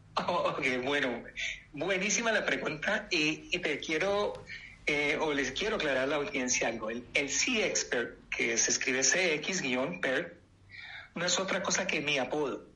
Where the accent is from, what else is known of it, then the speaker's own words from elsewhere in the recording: Colombia; moved away; also born or lived in United States; Soy colombiano, nacionalizado en Estados Unidos hace 25 años